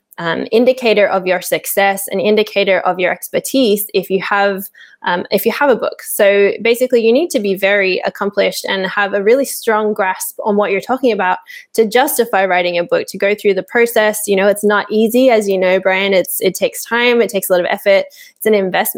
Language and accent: English; Sydney, New South Wales, Australia; now in Portugal; I was born and raised in Sydney in Australia